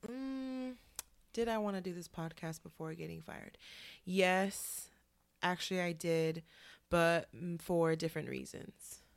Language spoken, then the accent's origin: English; Oakland, California, United States; moved away as an adult; now in New York, United States; I hail from Oakland, California, but I've been living in New York for the past six years here in Harlem.